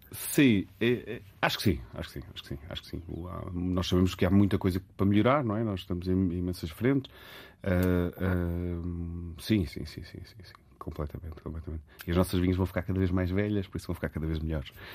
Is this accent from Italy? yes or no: no; Lisbon, Portugal; Eu nasci em Lisboa, os meus pais são, são dos Açores e, e do Alentejo